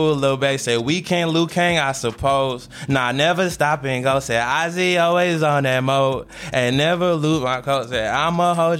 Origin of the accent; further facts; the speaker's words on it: Cartersville, Georgia, United States; also born or lived in Florida; because I'm also originally from Florida, but like since I've been in Georgia, like where I grew up at, out in that area, because I'm more stay a little further from Kennesaw, like Cartersville area.